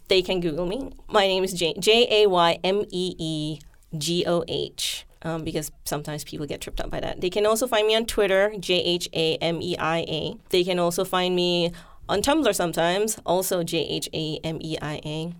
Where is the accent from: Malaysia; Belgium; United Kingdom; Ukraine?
Malaysia; now in United States; I'm from Malaysia. I grew up with an entire year of, like, Malaysian history in the school curriculum.